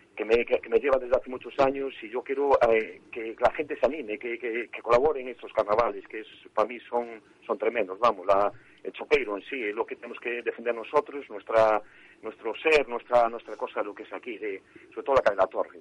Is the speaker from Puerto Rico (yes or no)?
no; A Coruña, Galicia, Spain; soy de Pura Cepa, soy del barrio de Monte Alto, aunque ahora vivo en Cuatro Caminos